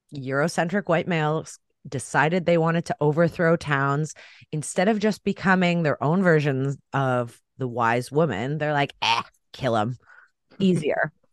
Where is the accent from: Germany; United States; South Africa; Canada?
Canada; I'm Canadian